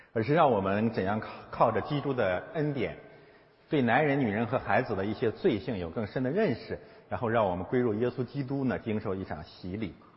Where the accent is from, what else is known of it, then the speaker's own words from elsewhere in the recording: China; 中国基督徒可能有，呃，包括我在内